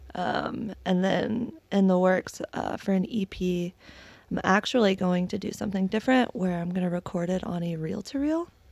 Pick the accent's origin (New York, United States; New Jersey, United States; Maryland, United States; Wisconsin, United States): Maryland, United States; moved away as an adult; also born or lived in Delray Beach, Florida; now in Jacksonville, United States; I'm from Maryland originally